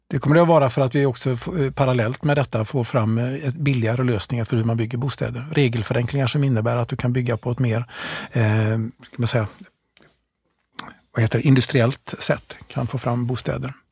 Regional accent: Gothenburg, Västra Götaland, Sweden; jag är delvis uppvuxen i Gårdsten

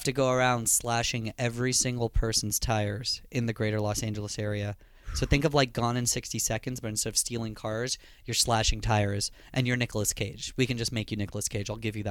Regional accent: India; accent: Indian; notify you that I'm pretty white. So that's what I do to disguise myself, you know, from having my Indian accent.

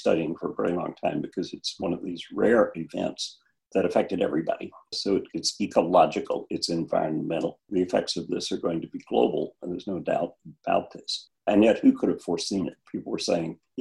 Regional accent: Cotulla, Texas, United States; moved away; my hometown in Texas, which is Cotulla, about halfway between Laredo and San Antonio

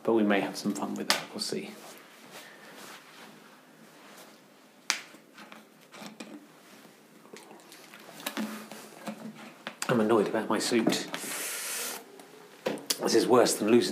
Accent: Cheddar, South West England, United Kingdom; moved away; also born or lived in London; I grew up nearby. I grew up in Cheddar in Somerset.

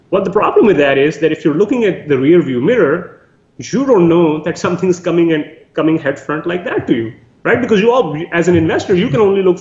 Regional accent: Canada; So some of the biggest things that as a Canadian investor we should be looking

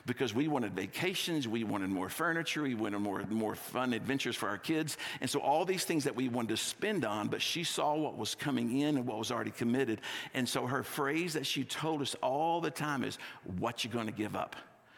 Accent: Texas, United States; also born or lived in California; now in Littleton, United States; I grew up in Texas and I lived in California for 5 years.

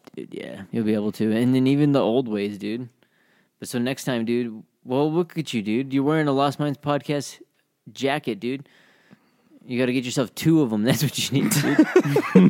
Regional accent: Utah, United States; we're from Utah, we're savage

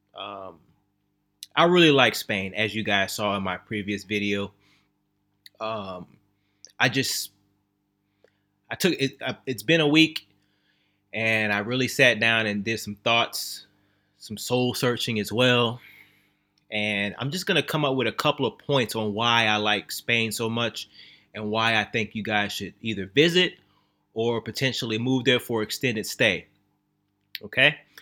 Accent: Texas, United States; also born or lived in Louisiana; I was born in Louisiana, raised in Texas

